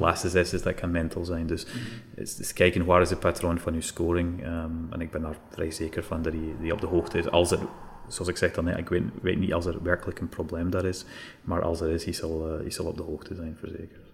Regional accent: Scotland, United Kingdom; Dutch is a second language; moved away as an adult; now in Belgium; als je wordt op, opgegroeid in Scotland

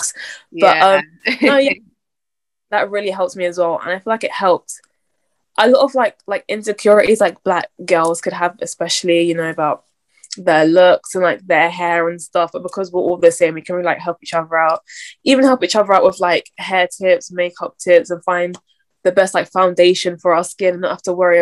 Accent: London, United Kingdom; also born or lived in Croydon; I'm from South London

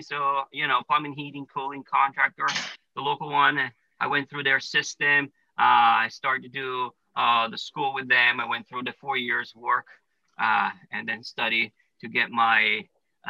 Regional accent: Italy; moved away as an adult; now in United States; I was born and raised in Italy.

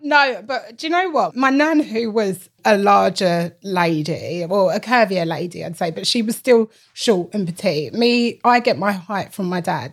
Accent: London, United Kingdom; also born or lived in Essex; we grew up in East London

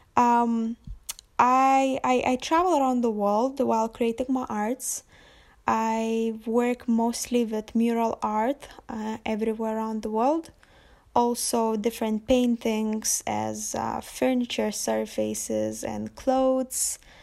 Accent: Lithuania; moved away as an adult; I'm from Lithuania, but you definitely won't find me there at the moment

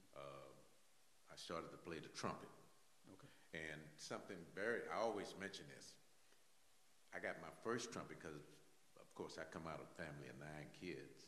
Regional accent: New Orleans, Louisiana, United States; moved away; also born or lived in Baton Rouge; from New Orleans, grew up in New Orleans, mm-hmm. grew up in the uh, St. Bernard housing

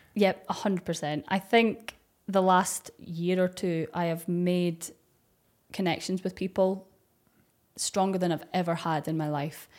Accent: Dundee, Scotland, United Kingdom; accent: Scottish; I'm from Dundee

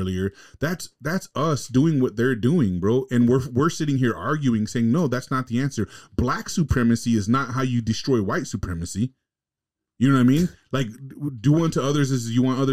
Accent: California, United States; moved away; growing up in California in the hood

